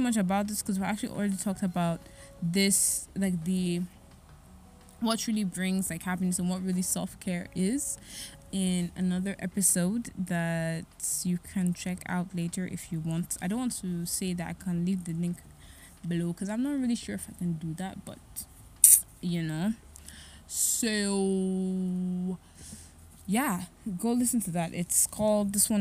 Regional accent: Nigeria; As a Nigerian, or even as an African from any country in Africa

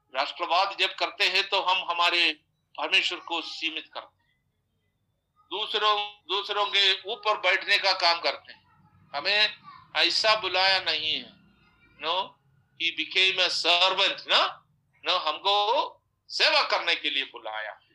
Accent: Kerala, India; हम तो केरल में चार बार खाते हैं

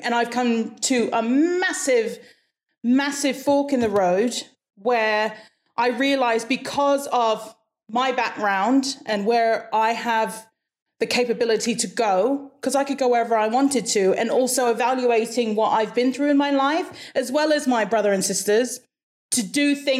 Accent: Hawaii, United States; also born or lived in -; I was born and raised in Hawaii. So I've been around accents the whole of my life.

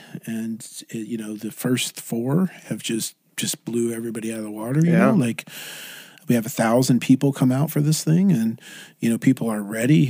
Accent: Irvine, California, United States; you know, I'm from Irvine. You know, I live in Irvine

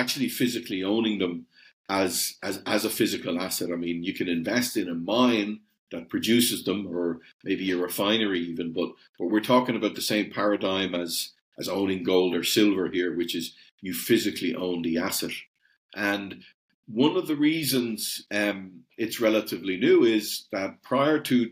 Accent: Ireland; You can probably tell from the accent, I'm over the other side of the pond. So we're actually based in Europe, but I'm coming to you from Ireland. I'm Irish

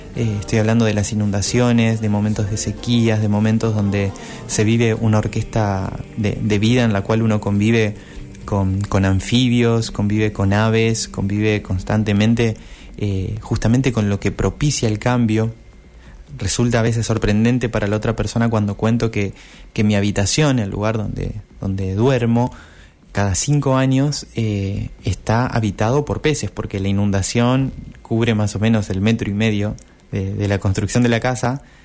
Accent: Concordia, Entre Ríos, Argentina; Soy una persona que creció en el entorno de los humedales, soy de Entre Ríos, de Concordia crecí a, orillas de un arroyo

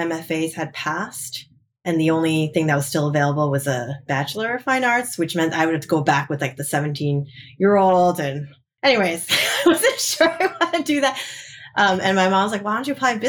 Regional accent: New Jersey, United States; now in California, United States; I grew up in the best state of the nation, which is New Jersey.

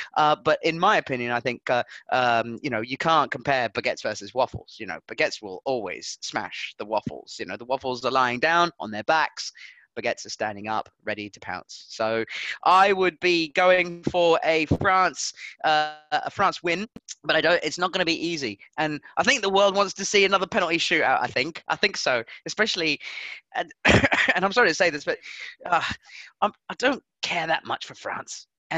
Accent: Southampton, South East England, United Kingdom; Mate. We're from Southampton.

